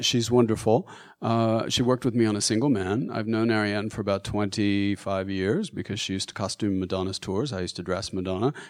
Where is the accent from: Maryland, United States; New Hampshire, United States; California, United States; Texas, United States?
Texas, United States; Austin; I'm, I'm from Texas. I'm from Austin, and I grew up in Texas